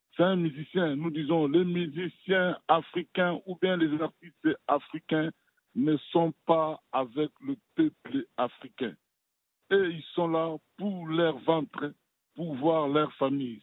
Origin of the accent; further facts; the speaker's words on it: DR Congo; chez nous, à la République démocratique du Congo